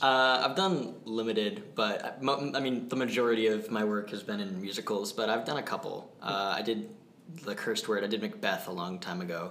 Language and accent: English; Manchester, New Hampshire, United States; I'm from Manchester, New Hampshire, so that's a, a, fun area to grow up with theater